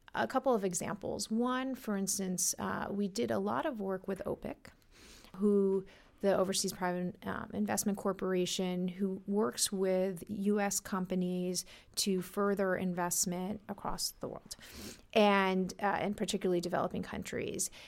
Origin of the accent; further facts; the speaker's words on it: New York City, New York, United States; I grew up in New York, in Brooklyn